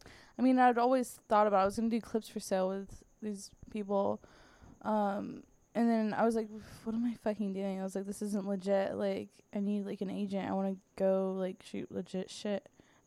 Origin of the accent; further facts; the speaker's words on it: Sarasota, Florida, United States; also born or lived in Bradenton / Tampa / Daytona; the area I grew up in Sarasota, Bradenton. I lived in Tampa. I've lived in Daytona. I've lived all around Florida.